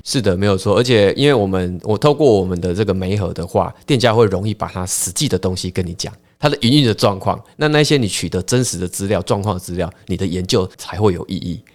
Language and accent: Chinese; Pingtung, Pingtung County, Taiwan; also born or lived in Taoyuan / Taipei; now in Pingtung, Taiwan; 屏东主要是我，呃，的故乡啦，吼。那过去我是都在北部，桃园、台北这样子，嗯。那也是两年前才回到我的故乡屏东